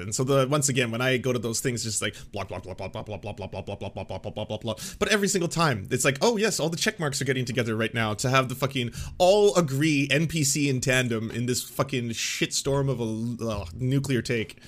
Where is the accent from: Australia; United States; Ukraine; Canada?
Canada; as a Canadian